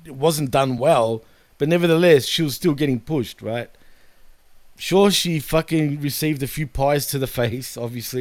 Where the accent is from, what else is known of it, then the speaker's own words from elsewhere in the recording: Australia; I'm from Australia